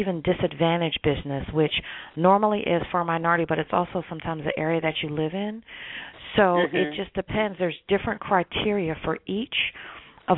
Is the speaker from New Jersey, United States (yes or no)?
yes; New Jersey, United States; moved away as an adult; now in Washington, D.C., United States; So I came from New Jersey, was born and raised. I moved to Washington, D.C. 21 years ago